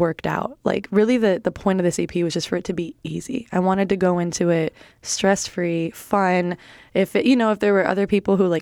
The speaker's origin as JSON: {"language": "English", "town": "Milwaukee", "region": "Wisconsin", "country": "United States", "tie": "born or raised there", "also_born_or_lived": "Chicago, Illinois", "moved": "yes", "said": "Milwaukee artists, which is like my hometown"}